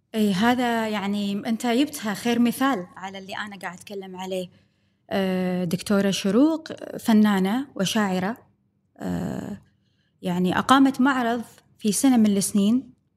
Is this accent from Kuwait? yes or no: yes; Kuwait; عندنا بالكويت